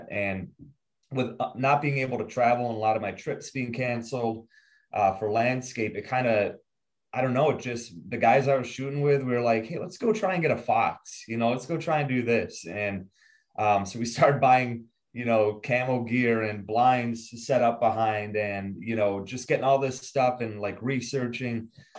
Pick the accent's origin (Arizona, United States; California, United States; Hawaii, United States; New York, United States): New York, United States; Buffalo; I'm from Buffalo